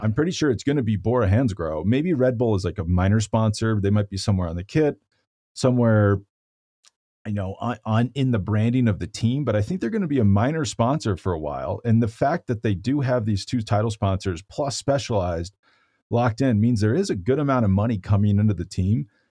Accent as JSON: {"language": "English", "town": "Boulder", "region": "Colorado", "country": "United States", "tie": "born or raised there", "said": "my hometown of Boulder, Colorado"}